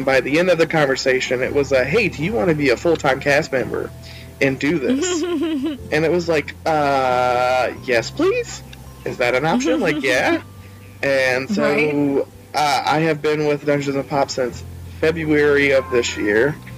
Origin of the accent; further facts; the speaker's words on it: Charleston, South Carolina, United States; also born or lived in Orangeburg, South Carolina; So, I am 28. I am originally from Charleston, South Carolina. I live outside of Orangeburg, South Carolina at the moment.